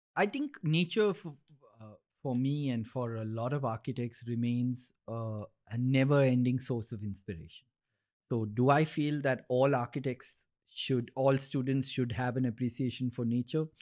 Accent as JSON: {"language": "English", "region": "Dubai", "country": "United Arab Emirates", "tie": "born or raised there", "said": "when we grew up in Dubai"}